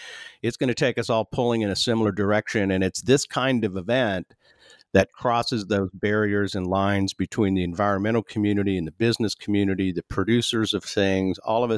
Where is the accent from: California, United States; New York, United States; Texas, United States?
Texas, United States; I've heard his name all growing up in Texas.